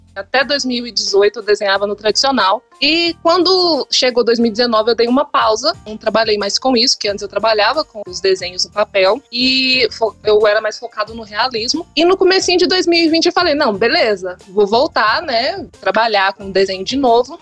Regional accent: interior of Minas Gerais, Brazil; Eu fui do interior de Minas

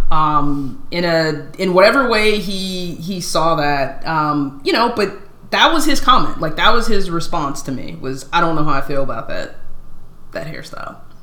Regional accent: Southern California, United States; I was born and raised in California for the most part, in Southern Cal

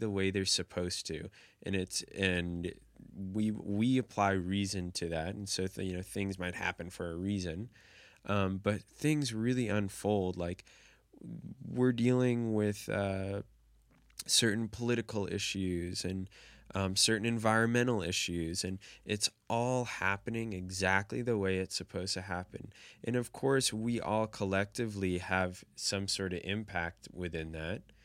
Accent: United States; growing up in the United States

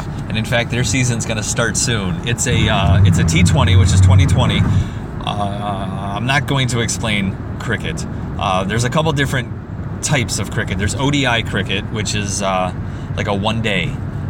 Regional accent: United States; as an American

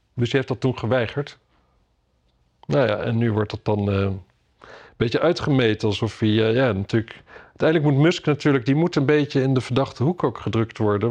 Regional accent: Drenthe, Netherlands; now in Amsterdam, Netherlands; ik kom uit Drenthe. Ik kom uit Drenthe.

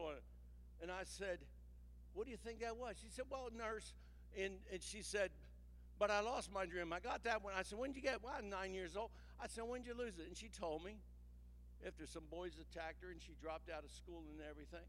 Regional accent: New Jersey, United States; I come from New Jersey

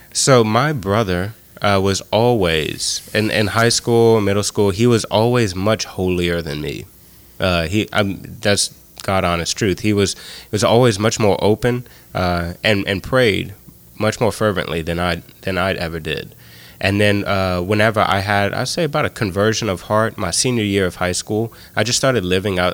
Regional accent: Scott, Louisiana, United States; I'm um, from Scott. Um, grew up very close to all my family. Uh, both sets of my grandparents lived in Scott

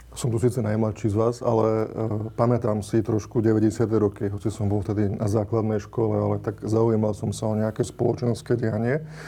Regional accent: Slovakia; u nás e, na Slovensku

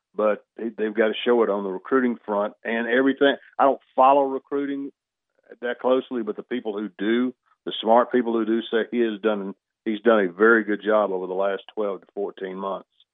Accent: Union Point, Georgia, United States; come from my hometown. I live in a suburb of Greensboro called Union Point, fifteen hundred people

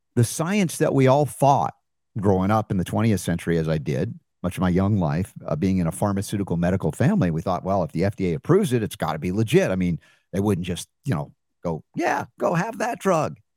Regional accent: United States; as an American growing up in a medical family

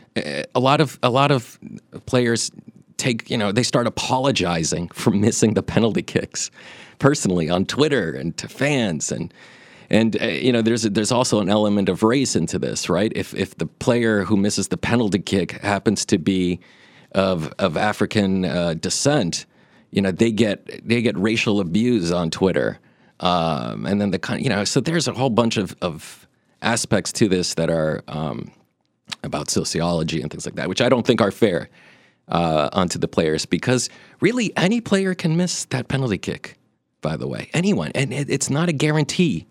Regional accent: Brazil; I was born in Brazil

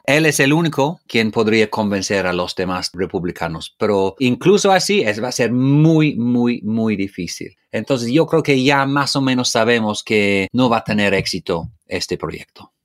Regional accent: United Kingdom

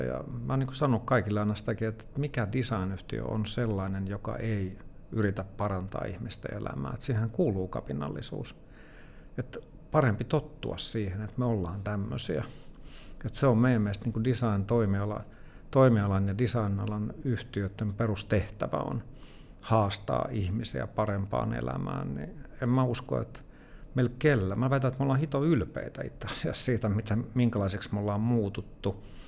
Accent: Helsinki, Uusimaa, Finland; mä oon itä-helsinkiläinen kuitenkin että mä oon kasvanut Kontulassa ja Myllypurossa

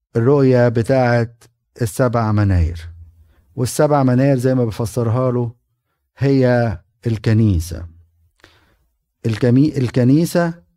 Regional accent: Egypt; moved away; انا كاهن وقبطي

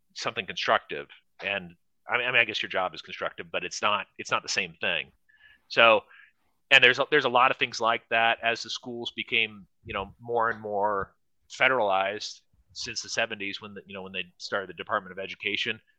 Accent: California, United States; I grew up in California

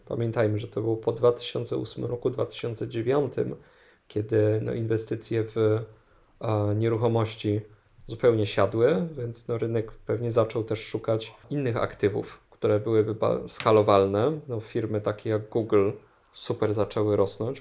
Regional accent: Kraków, Lesser Poland, Poland; do Krakowa, no skąd, skąd jestem

